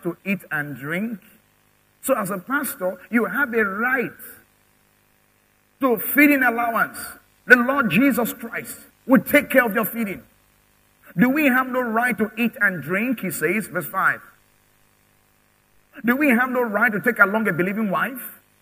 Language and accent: English; Nigeria; I'm a Nigerian. I have a Nigerian passport